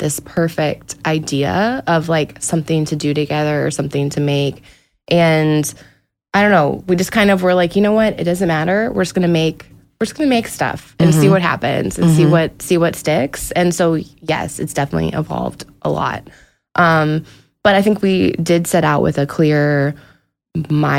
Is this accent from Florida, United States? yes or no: yes; Apopka, Florida, United States; moved away; we grew up on Golden Gem Road in Apopka, Florida